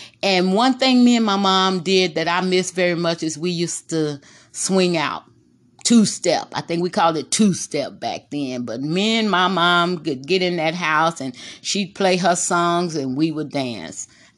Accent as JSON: {"language": "English", "town": "Corpus Christi", "region": "Texas", "country": "United States", "tie": "born or raised there", "said": "Yes, I was born in Corpus Christi, Texas."}